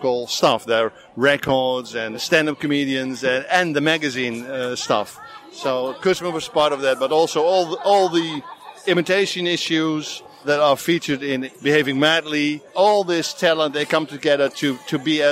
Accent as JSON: {"language": "English", "country": "Netherlands", "said": "I'm from Holland"}